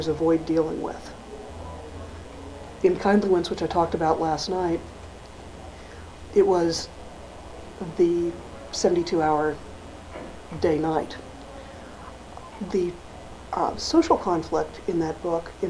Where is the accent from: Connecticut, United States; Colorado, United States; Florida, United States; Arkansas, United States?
Arkansas, United States; now in New England, United States; Growing up in Arkansas, March is spring. Moving to New England, I've lived here since the 70s